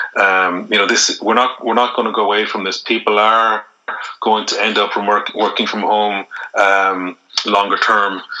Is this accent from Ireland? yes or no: yes; Ireland